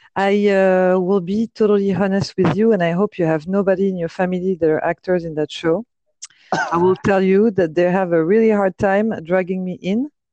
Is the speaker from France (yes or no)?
yes; Paris, Île-de-France, France; moved away as an adult; now in Los Angeles, United States; I grew up and uh, was raised in Paris